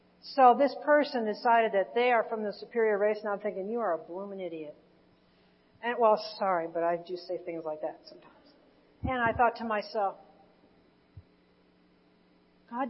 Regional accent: Indiana, United States; we're from Indiana

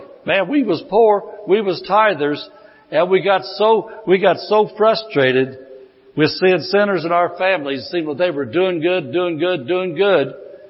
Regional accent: Indiana, United States; I came from Indiana. I was out in Indiana a lot of years.

